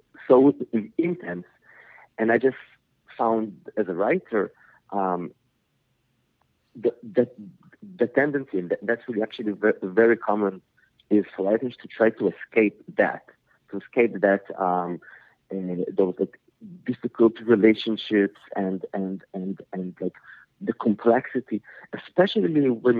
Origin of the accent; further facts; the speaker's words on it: Israel; English is a second language; also born or lived in Soviet Union; I immigrated with my family to Israel when I was 7. And so, having to learn a new language, which is Hebrew